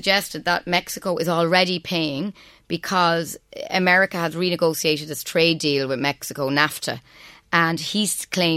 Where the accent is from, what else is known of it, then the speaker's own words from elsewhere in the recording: Trim, County Meath, Ireland; moved away as an adult; also born or lived in Cambridge, England; we grew up in Trim and music was a very big part of my background.